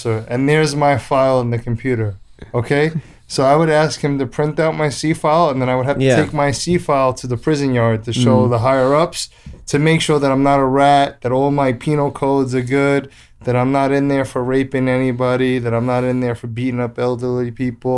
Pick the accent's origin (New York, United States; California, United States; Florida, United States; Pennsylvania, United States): New York, United States; moved away; I'm from New York